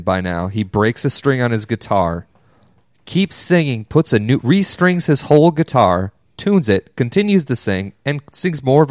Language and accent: English; Grand Rapids, Michigan, United States; I'm from Grand Rapids